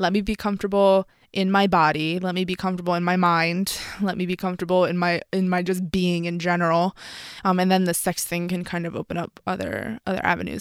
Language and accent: English; Philadelphia, Pennsylvania, United States; I'm from Philadelphia